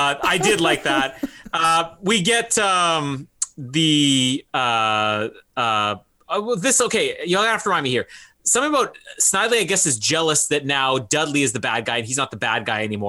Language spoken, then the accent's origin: English; Canada; as a Canadian